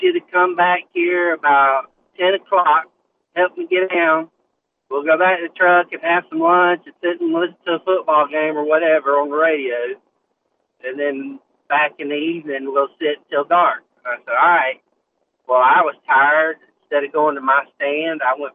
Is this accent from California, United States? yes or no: no; Suwannee County, Florida, United States; I grew up over in Suwannee County